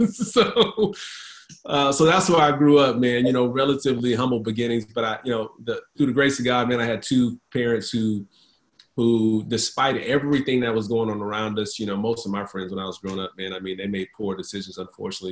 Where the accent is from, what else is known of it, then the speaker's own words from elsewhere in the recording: Houston, Texas, United States; now in Dallas Fort Worth area, United States; I'm from H Town